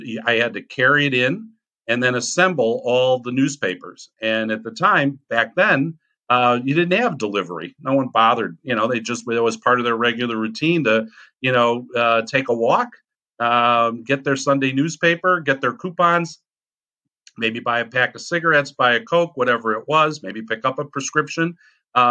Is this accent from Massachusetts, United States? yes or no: no; Chicago, Illinois, United States; I grew up in Chicago in the inner city